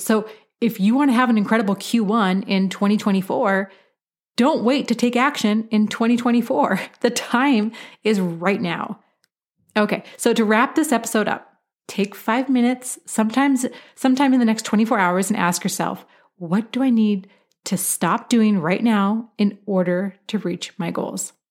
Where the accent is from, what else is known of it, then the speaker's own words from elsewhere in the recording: Portland, Oregon, United States; I grew up in Portland, Oregon, which has a wonderful wine industry